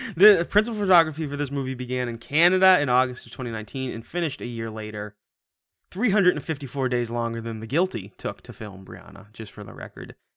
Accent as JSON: {"language": "English", "region": "Washington", "country": "United States", "said": "I'm from Washington"}